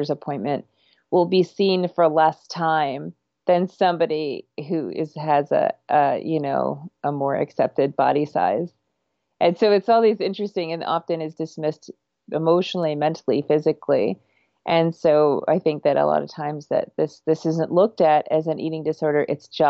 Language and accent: English; Vermont, United States; also born or lived in Canada; I grew up in Canada and Vermont